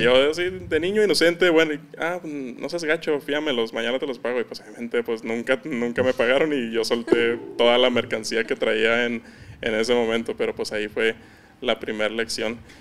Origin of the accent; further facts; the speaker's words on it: Ciudad Juárez, Chihuahua, Mexico; accent: norteño; also born or lived in Campeche, Mexico; tengo prácticamente toda mi vida viviendo en Ciudad Juárez, pero yo soy nacido en Campeche